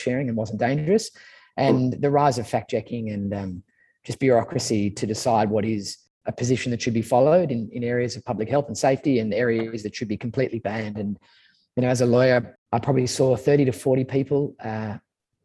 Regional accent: Sydney, New South Wales, Australia; also born or lived in Manly / Brookvale; I grew up in St. Ives, which is in the North Shore of Sydney, and then moved to Manly

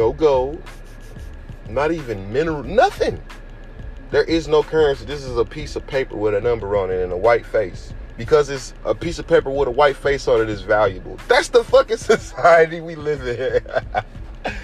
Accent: United States; us as American citizens

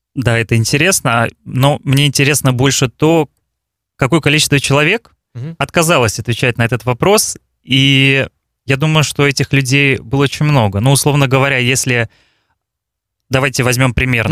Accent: Balakovo, Saratov Oblast, Russia; also born or lived in Moscow; Я из России, родился в городе Балаково Саратовской области, как его еще называют Волжская Венеция.

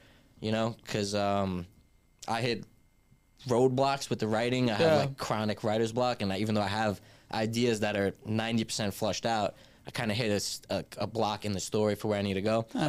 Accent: New York, United States; We never have to tell people we're from New York.

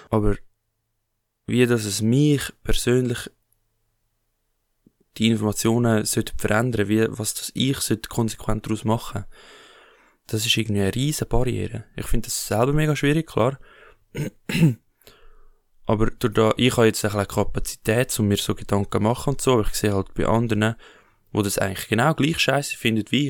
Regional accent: Switzerland; wenn wir als Schweizer, und jeder Schweizer ist von Geburt an weg schon, ähm, lebt schon auf Kosten von anderen.

